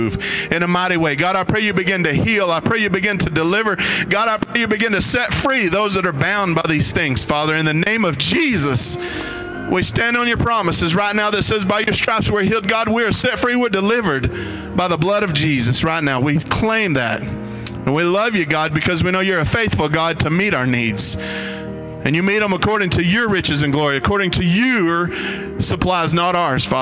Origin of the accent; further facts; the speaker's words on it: United States; I'm so thankful that I'm an American. I'm so thankful that I live in the land of the free and the home of the brave